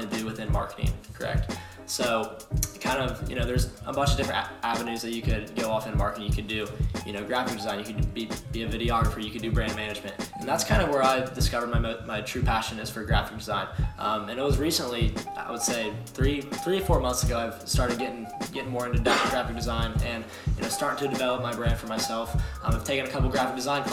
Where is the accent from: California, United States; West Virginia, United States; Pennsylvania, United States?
Pennsylvania, United States; Pittsburgh; moved away as an adult; now in Cincinnati, United States; My family's from I'm from Pittsburgh